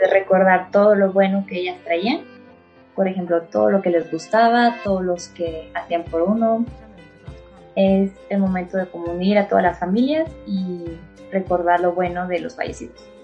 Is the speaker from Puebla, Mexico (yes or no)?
no; San Luis Potosí, Mexico; yo soy de México, de un lugar llamado San Luis Potosí